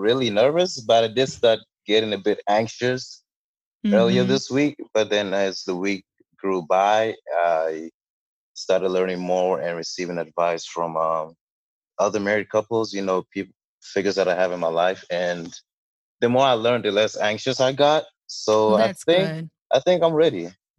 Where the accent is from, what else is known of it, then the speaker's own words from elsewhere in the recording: Botswana; also born or lived in Ghana; now in United States; Well, I'm from Ghana. I was originally born in Ghana and my family migrated over to Botswana where I grew up for about 10 years before going back to Ghana again for a couple of years and then finally moving over to the United States.